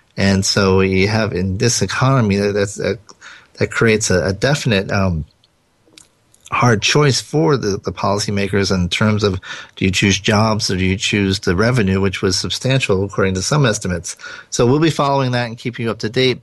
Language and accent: English; Rhode Island, United States; accent: Rhode Island; moved away; my Rhode Island accent